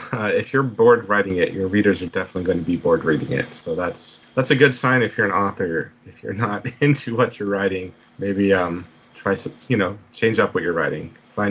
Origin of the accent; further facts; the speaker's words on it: New Mexico, United States; also born or lived in Puyallup, Washington / Spanaway, Washington; now in Tacoma, United States; I'm in Washington State now. But in the 90s, when I was a kid, yeah, but I used to live in New Mexico when I was a kid